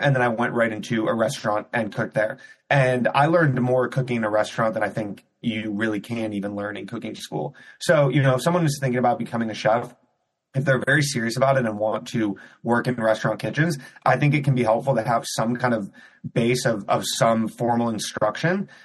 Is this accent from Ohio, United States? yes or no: yes; Cleveland, Ohio, United States; moved away as an adult; also born or lived in New York City; I grew up in Cleveland, Ohio.